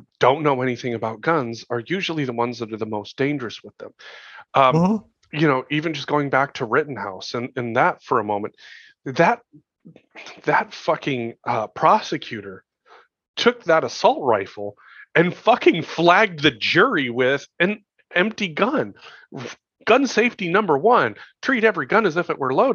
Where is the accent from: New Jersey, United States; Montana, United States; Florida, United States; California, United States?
Montana, United States; I grew up in Montana.